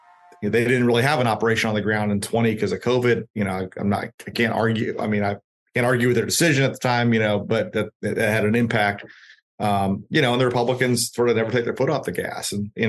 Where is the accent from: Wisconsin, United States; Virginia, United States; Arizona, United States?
Wisconsin, United States; Milwaukee; now in Tampa, United States; Well, I'm from Milwaukee, but I now live in South Tampa.